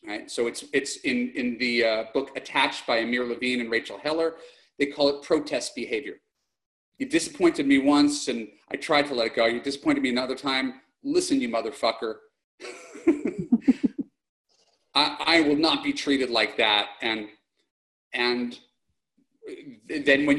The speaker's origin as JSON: {"language": "English", "region": "New York", "country": "United States", "moved": "yes", "lives_now": "Los Angeles, United States", "said": "I'm a New Yorker"}